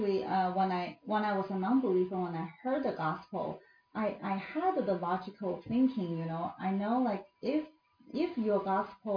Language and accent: English; China; moved away as an adult; also born or lived in United States; I grew up in China and then I become a believer